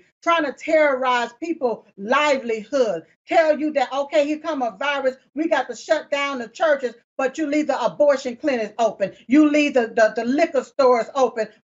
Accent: United States; I was born here on this soil here in the United States of America

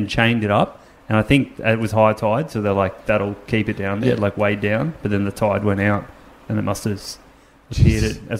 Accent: Hawkesbury River, New South Wales, Australia; I grew up on the Hawkesbury River.

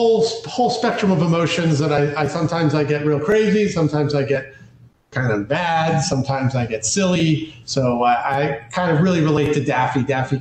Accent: New York, United States; accent: New York; I got a New York accent at times because I grew up in New York

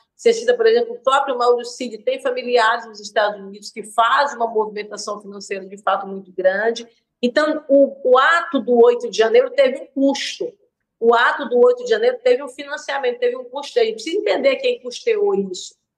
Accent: Brazil; eu sou brasileira

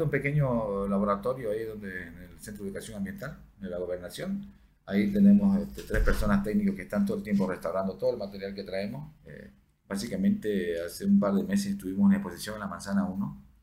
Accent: Santa Cruz, Bolivia; tenemos que {S1} ahorita tratar de proteger lo que más podamos hasta que efectivamente logremos como cruceños consolidar eh, una educación de arqueología.

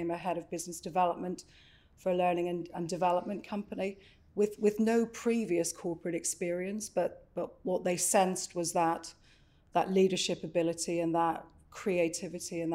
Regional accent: Northern Ireland, United Kingdom; moved away; I grew up in Northern Ireland in a little coastal town and went to university in Belfast in Queens

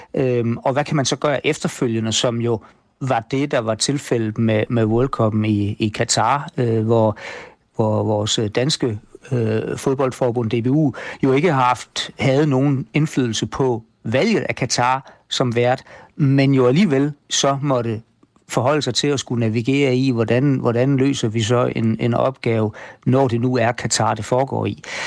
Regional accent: Denmark

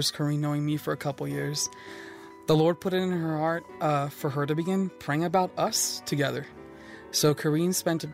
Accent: San Antonio, Texas, United States; Growing up in San Antonio, Texas, I grew up in a home that was very Latin

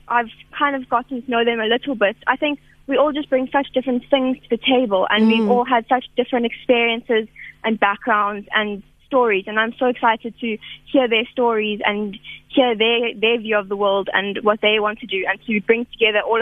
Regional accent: Makhanda, Eastern Cape, South Africa; my hometown, Makanda

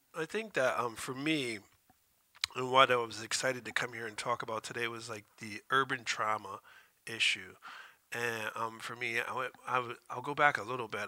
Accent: Stamford, Connecticut, United States; I grew up in a project called Friendship House

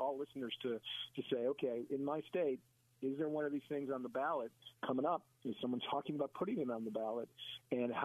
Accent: Wisconsin, United States; right here in my hometown in Wisconsin

